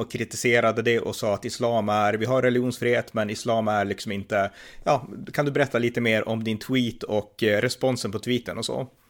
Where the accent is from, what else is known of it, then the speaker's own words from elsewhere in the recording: Norrland, Sweden; jag är från Norrland själv